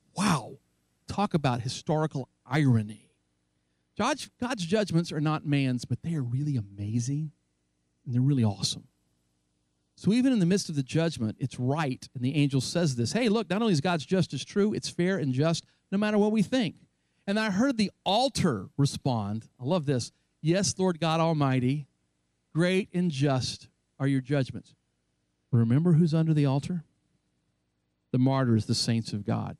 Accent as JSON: {"language": "English", "region": "North Carolina", "country": "United States", "tie": "born or raised there", "said": "my hometown in North Carolina"}